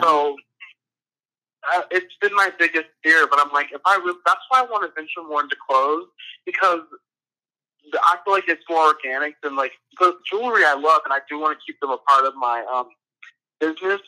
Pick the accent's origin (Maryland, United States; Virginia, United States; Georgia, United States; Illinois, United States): Georgia, United States; Atlanta; moved away as an adult; also born or lived in San Bernardino, California; now in Philadelphia, United States; I'm from Atlanta, Georgia, but I was born in San Bernardino, California.